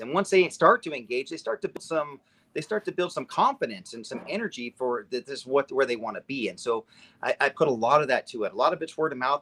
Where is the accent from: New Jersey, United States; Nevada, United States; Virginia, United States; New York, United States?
Nevada, United States; now in Redmond, United States; I grew up in Nevada. I had moved to Oregon